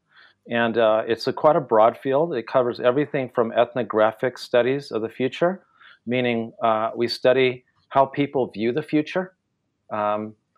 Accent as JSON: {"language": "English", "region": "California", "country": "United States", "tie": "born or raised there", "also_born_or_lived": "Japan / Taiwan", "first_language": "Spanish", "second_language": "English", "moved": "as an adult", "said": "Growing up in California in the 1970s"}